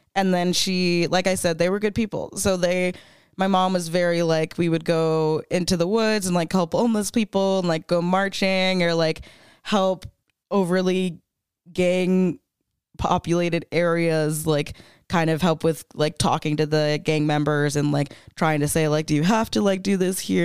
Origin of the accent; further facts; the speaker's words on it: Florida, United States; now in Denver, United States; I grew up in Florida, I grew up super religious